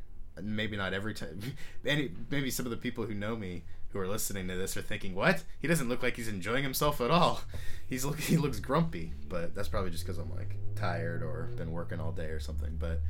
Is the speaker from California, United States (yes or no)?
yes; Alameda, California, United States; born or raised there